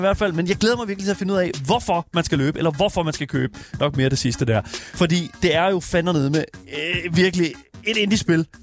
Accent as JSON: {"language": "Danish", "town": "Horsens", "region": "Central Denmark Region", "country": "Denmark", "said": "selvom jeg er fra Horsens, så er jeg ikke fra havnen"}